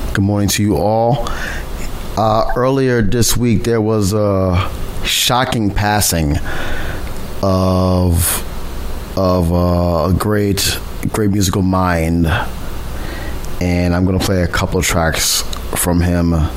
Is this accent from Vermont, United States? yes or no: no; New York City, New York, United States; I'm born and bred, born and raised in New York. Lived all five boroughs